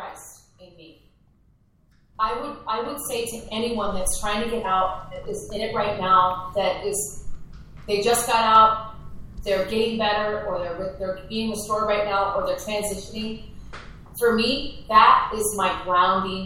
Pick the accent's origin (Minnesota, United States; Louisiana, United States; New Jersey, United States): Minnesota, United States; I was raised in Minnesota, so the land of 10,000 lakes